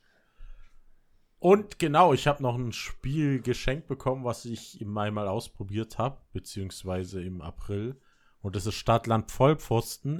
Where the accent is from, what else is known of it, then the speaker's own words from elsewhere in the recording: Berlin, Germany; now in Vorarlberg, Austria; ich als Kind immer nur das Berliner Leitungswasser kannte